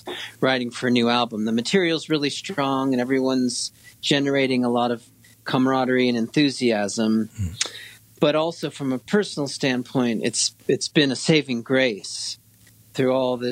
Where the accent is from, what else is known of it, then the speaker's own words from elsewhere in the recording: Laguna Beach, California, United States; moved away as an adult; also born or lived in Seattle; I was born in Laguna Beach, California, born in 1971.